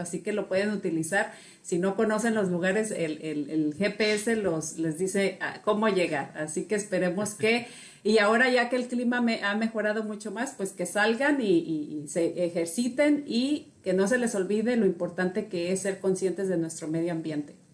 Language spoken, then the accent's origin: Spanish; Mexico; yo soy mexicana, soy pues latina